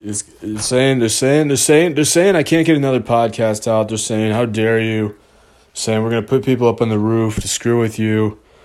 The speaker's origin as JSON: {"language": "English", "town": "St. Peters", "region": "Missouri", "country": "United States", "tie": "born or raised there", "said": "I'm from Missouri and, and lived here my whole life except for the past five, six years"}